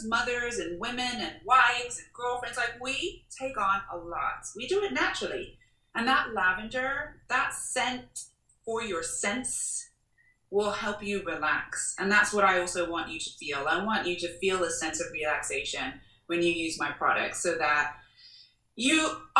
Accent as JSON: {"language": "English", "country": "Jamaica", "said": "being Jamaican, right? It's like we learn mint tea from the ground."}